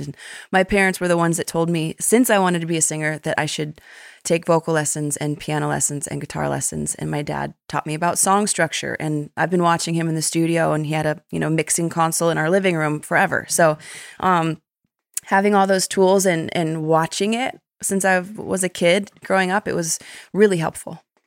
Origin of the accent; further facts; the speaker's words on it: Westlake Village, California, United States; moved away as an adult; also born or lived in Malibu, California; now in Nashville, United States; my hometown in Westlake Village